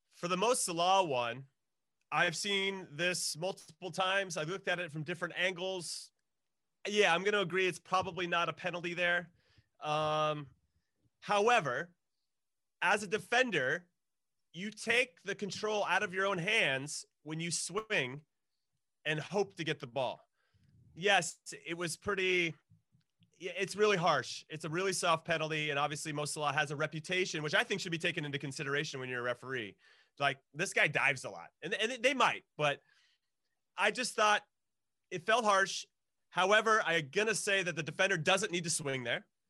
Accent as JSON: {"language": "English", "country": "United States", "said": "as an American"}